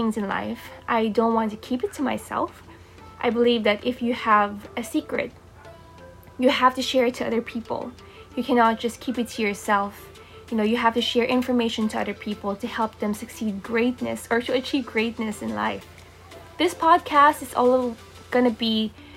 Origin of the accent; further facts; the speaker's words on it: Philippines; I'm born and raised in the Philippines.